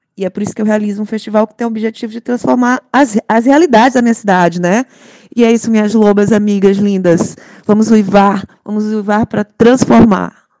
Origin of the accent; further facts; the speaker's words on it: São Luís, Maranhão, Brazil; sou de São Luís, maranhense